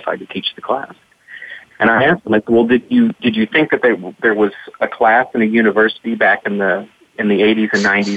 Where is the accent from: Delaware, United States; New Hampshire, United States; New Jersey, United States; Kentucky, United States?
Kentucky, United States; growing up in Kentucky